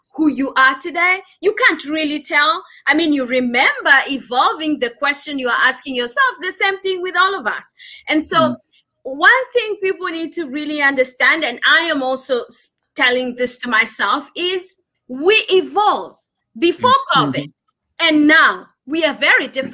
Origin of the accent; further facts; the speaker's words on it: Kenya; I'm Kenyan